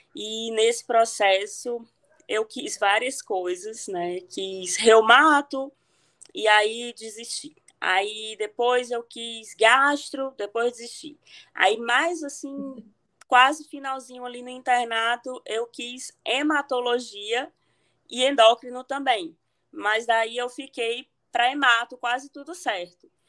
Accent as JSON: {"language": "Portuguese", "area": "Cariri", "region": "Ceará", "country": "Brazil", "accent": "Ceará", "said": "foi lá que eu fiz medicina na minha terra aqui no Cariri, na UFC de Barbalha."}